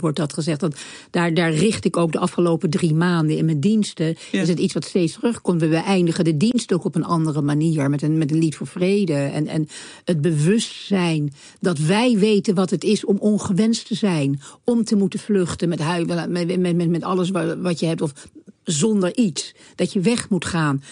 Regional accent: The Hague, South Holland, Netherlands; opgegroeid in Den Haag, waar ik opgegroeid werd.

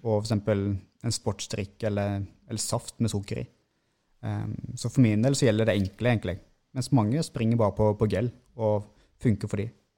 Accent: Seljord, Vestfold og Telemark, Norway; accent: mixed dialect (Rogaland/Telemark); moved away; also born or lived in Sandnes; Jeg har vokst opp i Seljord i Vest-Telemark. Og så um, har vi flytta vestover, til Sandnes

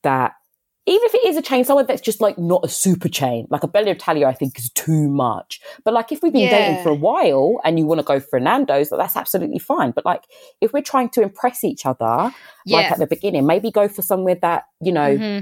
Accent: London, United Kingdom; growing up in London

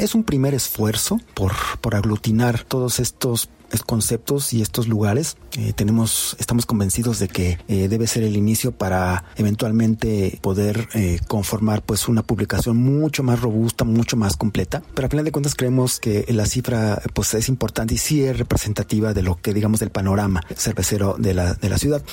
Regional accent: Mexico; lo que somos nosotros como mexicanos

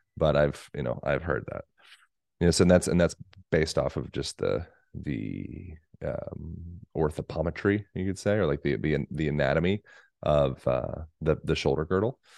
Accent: United States; also born or lived in Boulder, Colorado / Bend, Oregon; I'm American

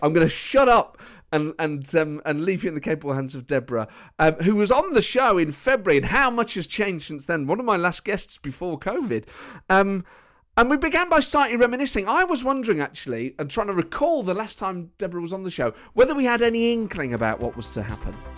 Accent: Nottingham, East Midlands, United Kingdom; moved away; I grew up in Nottingham

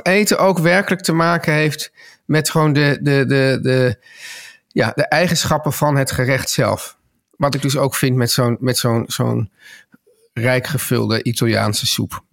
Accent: Amsterdam, North Holland, Netherlands; ik opgroeide in Amsterdam

